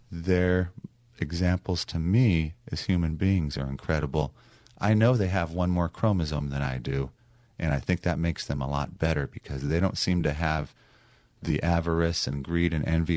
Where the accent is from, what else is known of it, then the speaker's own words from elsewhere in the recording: Long Beach, California, United States; my hometown of Long Beach